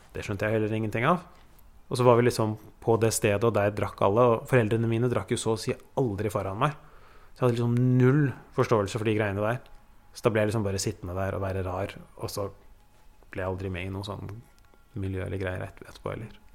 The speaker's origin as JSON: {"language": "Norwegian", "region": "Oslo", "country": "Norway", "tie": "born or raised there", "said": "Vi flytta fra Oslo øst til Oslo vest"}